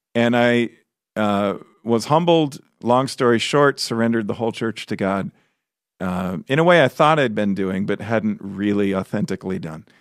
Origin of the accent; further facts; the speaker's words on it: Chicago, Illinois, United States; moved away; I grew up in Chicago, which, you know, the whole area, city and suburbs. I grew up in the city